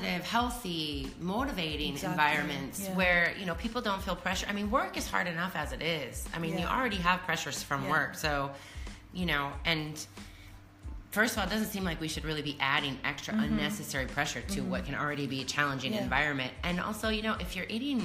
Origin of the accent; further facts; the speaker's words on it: Iowa, United States; where I grew up in Iowa, in the Midwest of the United States, on the Mississippi River